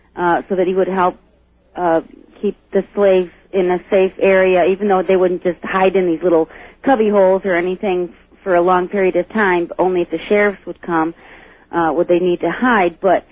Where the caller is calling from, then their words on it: Jamestown, New York, United States; I'm calling from Jamestown, New York.